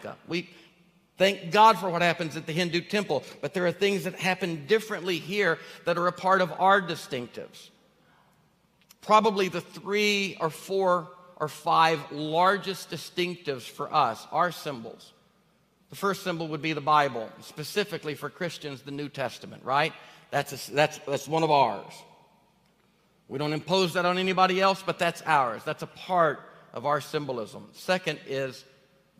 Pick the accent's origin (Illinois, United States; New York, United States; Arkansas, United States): Arkansas, United States; Northeast; now in Tennessee, United States; I grew up in Arkansas